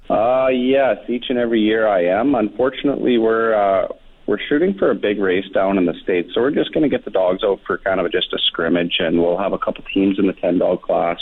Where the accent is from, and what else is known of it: Anzac, Alberta, Canada; born or raised there; moved away